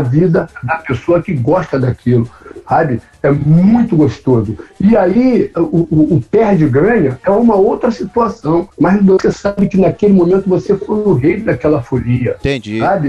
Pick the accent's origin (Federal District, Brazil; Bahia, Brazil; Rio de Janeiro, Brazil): Rio de Janeiro, Brazil; aonde eu nasci, uma comunidade que ela é conhecida a Mangueira